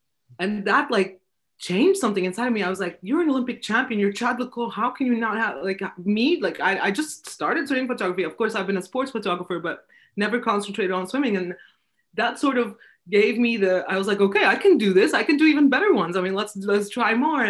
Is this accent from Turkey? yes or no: yes; Istanbul, Turkey; also born or lived in Vienna; I'm from Turkey, Istanbul